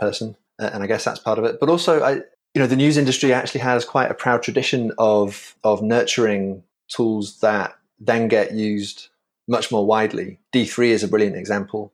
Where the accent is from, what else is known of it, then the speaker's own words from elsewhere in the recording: York, Yorkshire and the Humber, United Kingdom; moved away as an adult; now in New York, United States; I, I hail originally from Old York in the U K.